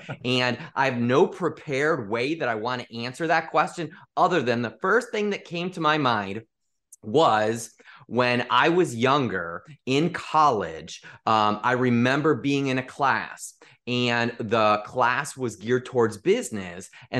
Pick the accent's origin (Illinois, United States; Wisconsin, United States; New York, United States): Illinois, United States; Chicago; He was a sales manager in the Midwest because I grew up in the Chicagoland area.